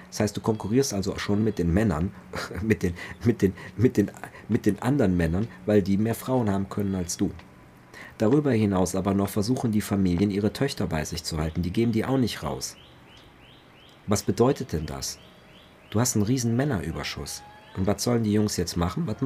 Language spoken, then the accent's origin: German; Cologne, North Rhine-Westphalia, Germany; ich bin Kölner, rheinfränkischer Kulturraum, da sind die Aachener, sind die Trierer, das sind ja alles Freunde.